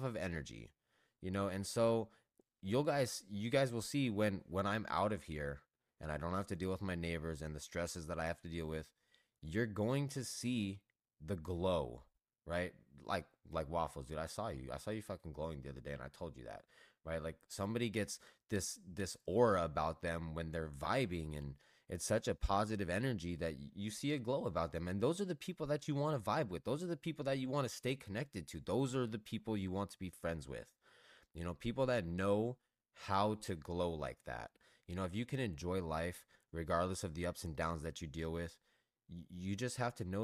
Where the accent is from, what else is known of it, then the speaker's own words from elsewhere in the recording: Los Angeles, California, United States; I grew up in Southern California. Went to Hollywood every week. Grew up in Los Angeles